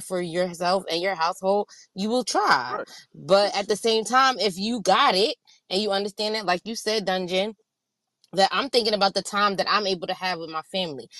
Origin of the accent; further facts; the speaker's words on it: East Coast, United States; I grew up on the East Coast